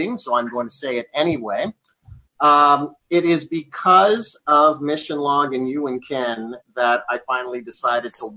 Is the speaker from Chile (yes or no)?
no; Canada; I'm from Canada